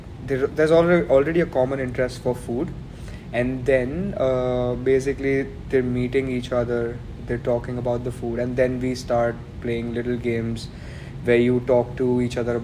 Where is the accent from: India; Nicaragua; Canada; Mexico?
India; Ahmedabad, Gujarat; moved away as an adult; now in Melbourne, Australia; Ahmedabad, like where I come from, my hometown, that's India